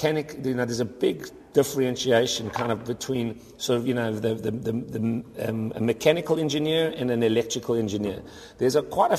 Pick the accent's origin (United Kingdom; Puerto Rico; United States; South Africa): South Africa; moved away; I'm originally from South Africa